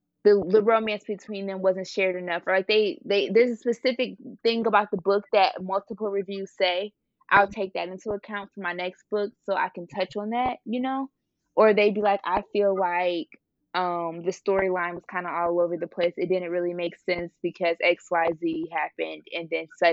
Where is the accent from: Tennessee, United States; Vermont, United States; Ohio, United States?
Ohio, United States; Cleveland; I'm from Ohio, like, Cleveland area